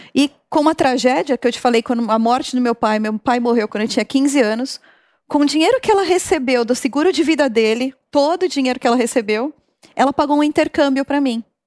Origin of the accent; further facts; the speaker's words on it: São Caetano do Sul, São Paulo, Brazil; saí lá de São Caetano